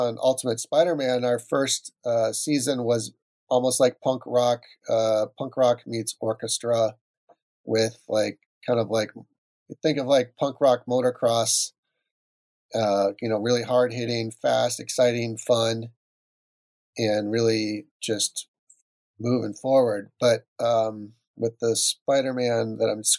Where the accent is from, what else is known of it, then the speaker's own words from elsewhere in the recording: Minnesota, United States; moved away; I grew up in Minnesota